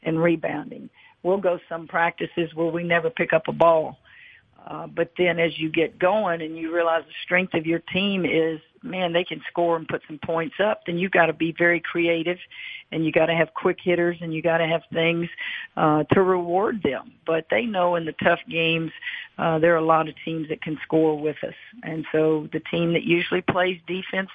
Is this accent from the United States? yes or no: yes; Louisiana, United States; I grew up in Louisiana